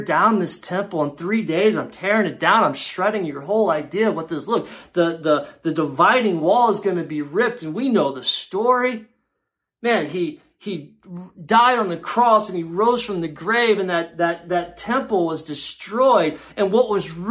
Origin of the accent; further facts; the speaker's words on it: Luxembourg; now in Canton, United States; I grew up in Luxembourg in a small little European country.